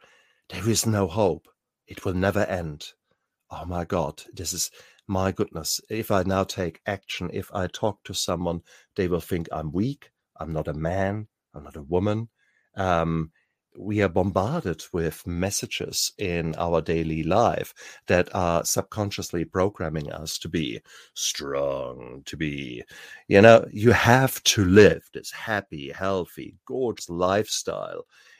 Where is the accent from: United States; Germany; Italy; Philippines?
Germany; I come from a time, I was born 66, and I grew up in Germany.